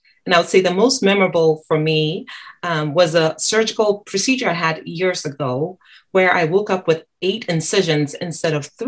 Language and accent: English; Ghana; now in United States; I was born in Ghana, West Africa, and moved to the US in 2004.